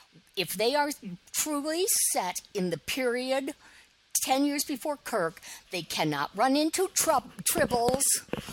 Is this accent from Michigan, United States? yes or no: yes; Detroit, Michigan, United States; as a kid growing up in the Detroit area.